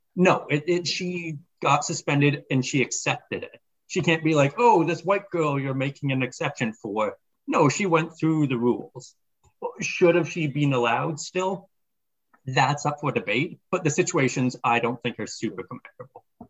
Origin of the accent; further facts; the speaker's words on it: Canada; as a Canadian